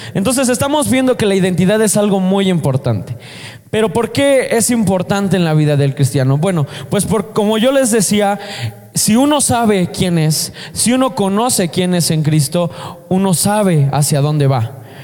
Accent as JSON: {"language": "Spanish", "country": "Mexico", "said": "Nosotros somos mexicanos"}